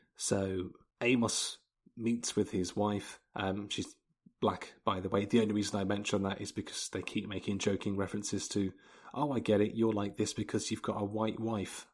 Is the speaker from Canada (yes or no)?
no; England, United Kingdom; I'm English.